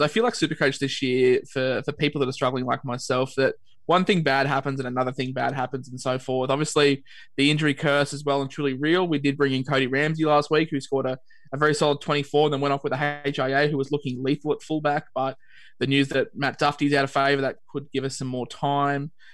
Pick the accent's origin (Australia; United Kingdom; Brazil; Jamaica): Australia; Queensland; as a Queenslander